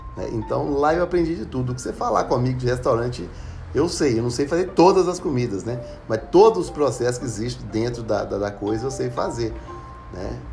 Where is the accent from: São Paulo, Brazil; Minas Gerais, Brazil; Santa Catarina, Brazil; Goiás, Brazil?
Minas Gerais, Brazil; Ribeirão das Neves; eu sou de Justinópolis, Ribeirão das Neves, nascido e criado aqui.